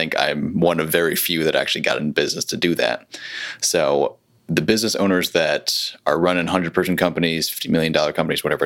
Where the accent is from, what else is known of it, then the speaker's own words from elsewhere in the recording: Connecticut, United States; now in Charlotte, United States; I'm originally from Connecticut